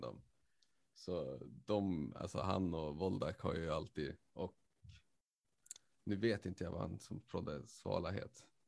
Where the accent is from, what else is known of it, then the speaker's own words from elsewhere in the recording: Skellefteå, Västerbotten County, Sweden; now in Umeå, Sweden; Skellefteå, mm. born and raised